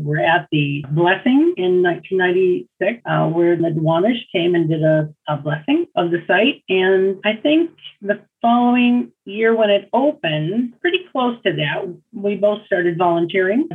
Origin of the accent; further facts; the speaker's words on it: Seattle, Washington, United States; also born or lived in Ballard, Seattle; my home and where I grew up was here on Alki